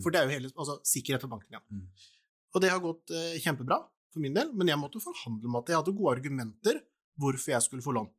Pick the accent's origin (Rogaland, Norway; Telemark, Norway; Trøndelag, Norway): Telemark, Norway; Porsgrunn; Jeg hadde et rom på Stridsklev der jeg er fra, da, i Porsgrunn.